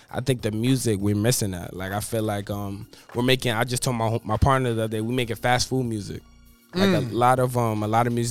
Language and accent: English; New York, United States; born there; now in Florida, United States; I was born in New York, and then I moved down to Florida.